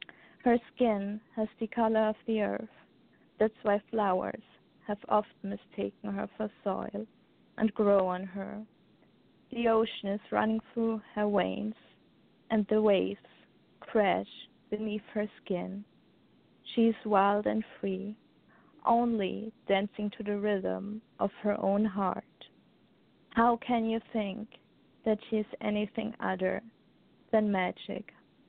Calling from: Austria; From Austria.

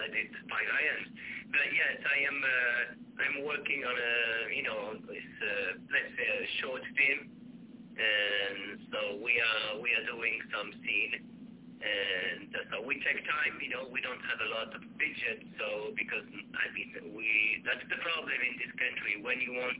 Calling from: Sweden; Yeah, I'm calling from Sweden.

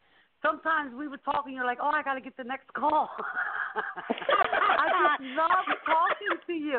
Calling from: Pennsylvania, United States; No, no, I'm in Pennsylvania.

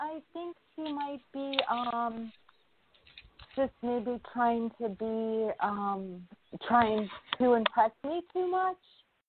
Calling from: New York, United States; I'm from New York.

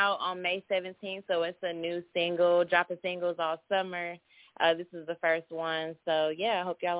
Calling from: Nashville, Tennessee, United States; So, I am calling from Nashville.

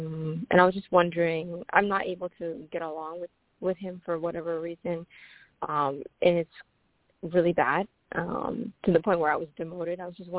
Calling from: Ohio, United States; I'm calling from Ohio.

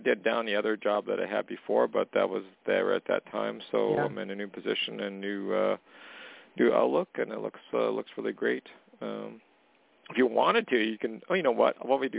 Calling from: Canada; calling from Canada.

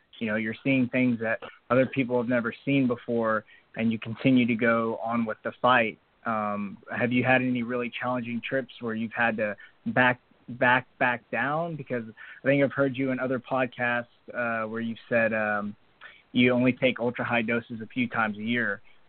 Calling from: Texas, United States; I'm from Texas.

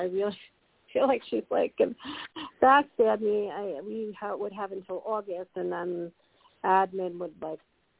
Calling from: Colorado, United States; Hi, Colorado.

